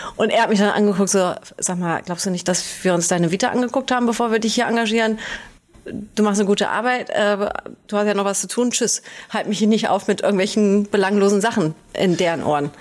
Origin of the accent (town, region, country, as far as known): Germany; born or raised there; first language German; now in Hamburg, Germany